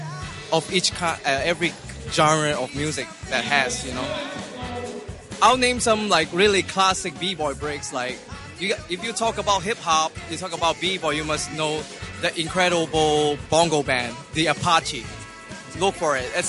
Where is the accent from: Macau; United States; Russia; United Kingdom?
Macau; I come from Macau